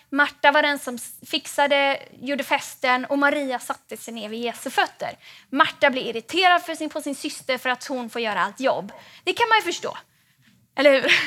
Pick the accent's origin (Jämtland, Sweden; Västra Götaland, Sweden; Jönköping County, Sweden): Västra Götaland, Sweden; Gothenburg; now in Stockholm, Sweden; jag är från Göteborg från början